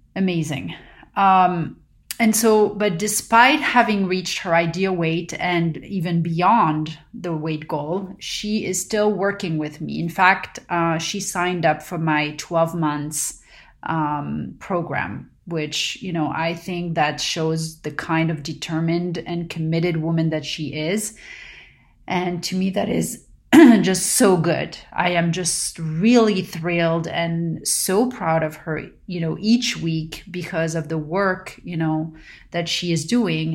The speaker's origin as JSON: {"language": "English", "town": "Paris", "region": "Île-de-France", "country": "France", "tie": "born or raised there", "moved": "yes", "lives_now": "Southern California, United States", "said": "growing up in Paris"}